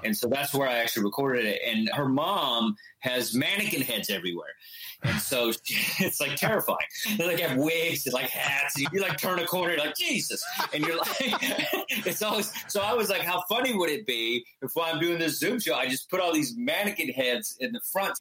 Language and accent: English; Texas, United States; moved away as an adult; also born or lived in Chile; now in New York City, United States; I was growing up in Texas